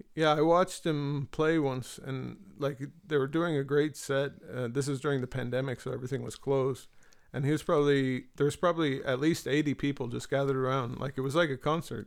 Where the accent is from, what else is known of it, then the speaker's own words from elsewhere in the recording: Marin, San Francisco Bay Area, California, United States; moved away as an adult; now in Galway, Ireland; I was raised in Marin